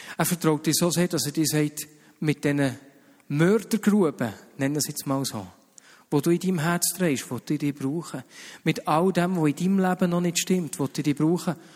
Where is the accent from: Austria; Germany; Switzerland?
Switzerland; wir Schweizer